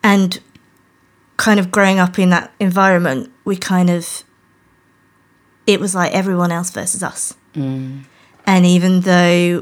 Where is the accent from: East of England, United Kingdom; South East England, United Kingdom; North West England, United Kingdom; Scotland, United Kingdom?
East of England, United Kingdom; rural Norfolk; now in London, United Kingdom; I was born in London, just round the corner, but grew up in very rural Norfolk